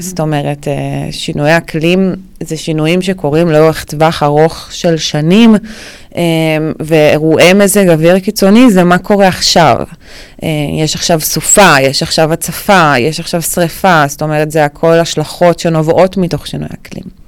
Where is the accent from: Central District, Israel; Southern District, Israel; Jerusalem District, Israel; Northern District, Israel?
Northern District, Israel; Ne'ot Mordechai; also born or lived in Florentin, Tel Aviv; now in Tel Aviv, Israel; במקור אני מקיבוץ, מקיבוץ נאות מרדכי בצפון, בעמק החולה